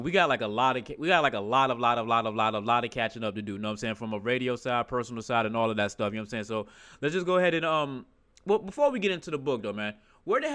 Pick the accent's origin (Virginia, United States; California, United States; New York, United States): Virginia, United States; I'm from Virginia